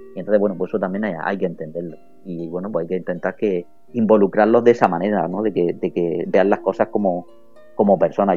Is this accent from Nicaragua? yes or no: no; Almería, Andalusia, Spain; yo no soy de nadie, yo soy de Almería